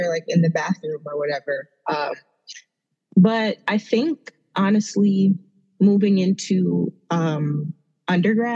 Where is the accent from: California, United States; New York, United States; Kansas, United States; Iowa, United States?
New York, United States; New York City; moved away as an adult; also born or lived in Trinidad (parents' origin); Did I tell anybody that I'm from Brooklyn yet? Or like, you know, because I'm just so like in love with where I grew up and where I came from